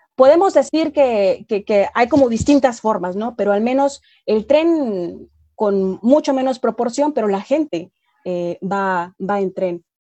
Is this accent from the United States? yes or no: no; Mexico; como mexicana